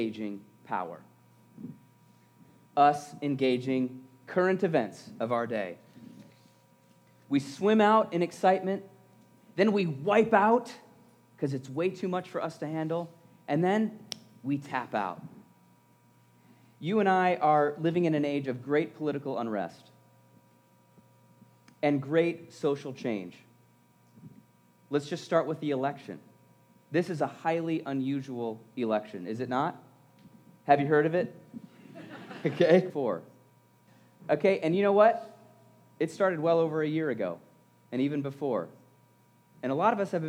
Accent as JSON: {"language": "English", "area": "around the Great Lakes", "region": "Midwest", "country": "United States", "tie": "born or raised there", "said": "I was and still am, a Midwestern boy, growing up around the Great Lakes, in the Mickey Mouse waves of Lake Erie"}